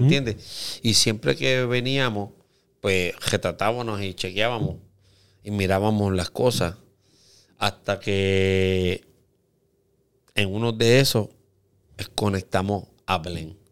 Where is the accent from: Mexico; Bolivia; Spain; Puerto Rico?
Puerto Rico; Aguadilla; todos somos de Aguadilla